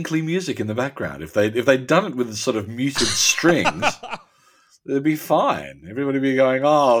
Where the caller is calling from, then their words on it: Adelaide, South Australia, Australia; Look, I'm speaking from Adelaide, which is plague-free.